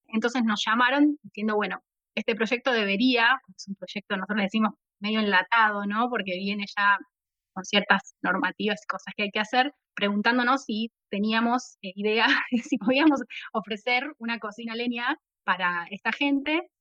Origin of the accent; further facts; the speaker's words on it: La Plata, Buenos Aires Province, Argentina; soy de La Plata, la, capital de la provincia de Buenos Aires